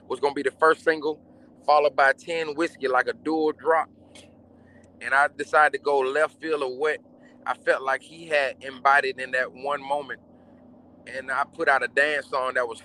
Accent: Atlanta, Georgia, United States; I'm from Bankhead

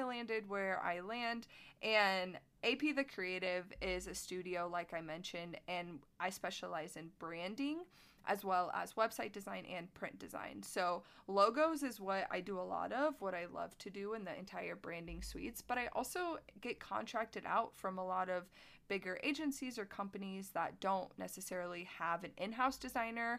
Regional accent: Plymouth, Indiana, United States; moved away as an adult; my hometown of Plymouth, Indiana, which is about 2 hours north of Indianapolis

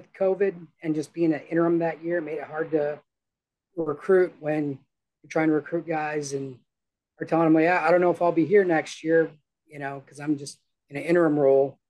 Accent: Chippewa Falls, Wisconsin, United States; moved away as an adult; now in Bakersfield, United States; I'm actually originally from Chippewa Falls, Wisconsin. So it's like Northwest Wisconsin

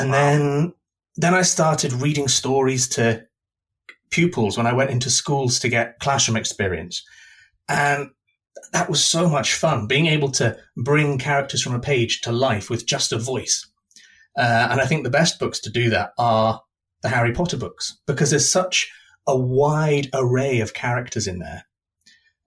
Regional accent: East Coast, Scotland, United Kingdom; moved away as an adult; also born or lived in north of England; now in London, United Kingdom; Originally I'm from the north of England, but I spent most of my childhood and most of my adult life in Scotland. So I was raised mainly in Scotland, on the East Coast in the middle of nowhere

